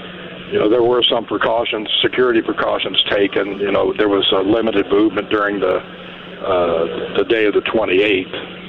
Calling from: Idaho, United States; The Idaho State Correctional Center.

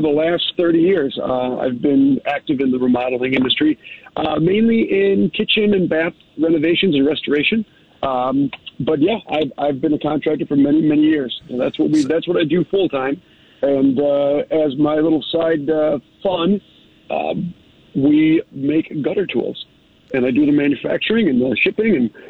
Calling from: Bristol, Tennessee, United States; So, well, actually, I'm currently calling from Bristol, Tennessee.

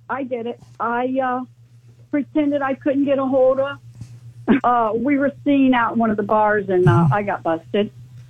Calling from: Deltona, Florida, United States; I'm in Deltona.

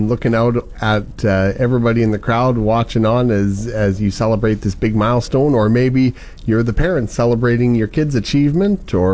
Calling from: Kamsack, Saskatchewan, Canada; I'm calling from Kamsack.

